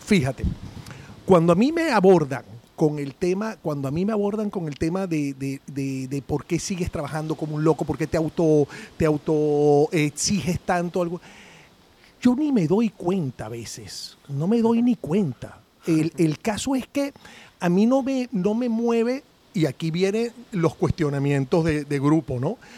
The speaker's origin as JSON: {"language": "Spanish", "country": "Venezuela", "said": "somos los venezolanos"}